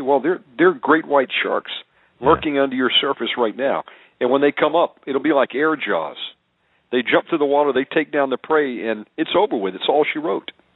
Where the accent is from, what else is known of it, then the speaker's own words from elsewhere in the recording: Georgia, United States; I was born in Georgia